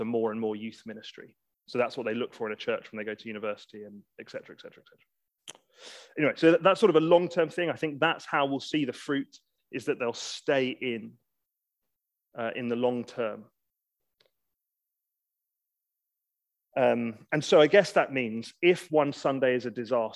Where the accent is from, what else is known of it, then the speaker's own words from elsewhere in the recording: England, United Kingdom; We're English